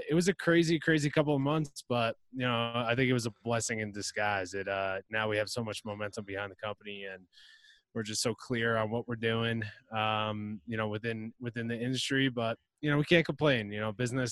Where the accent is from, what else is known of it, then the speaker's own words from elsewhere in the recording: New Jersey, United States; moved away as an adult; now in San Diego, United States; I grew up in New Jersey